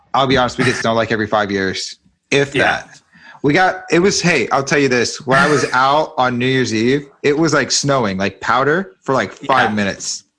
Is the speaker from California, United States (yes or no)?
yes; California, United States; now in Texas, United States; I'm originally from California